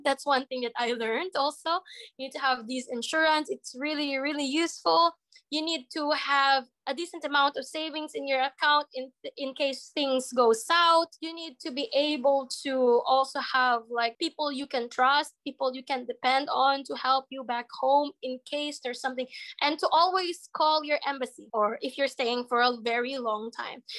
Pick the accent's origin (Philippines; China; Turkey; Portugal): Philippines; moved away as an adult; now in Ukraine; as a Filipino.